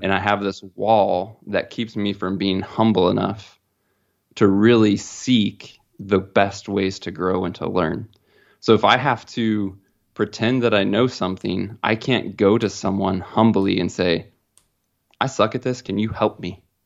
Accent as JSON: {"language": "English", "region": "Midwest", "country": "United States", "tie": "born or raised there", "said": "growing up in the Midwest"}